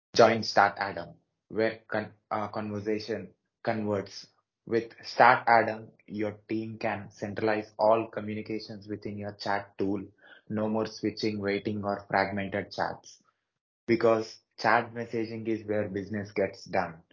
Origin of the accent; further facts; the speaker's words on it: Hyderabad, Telangana, India; I'm from South India, Hyderabad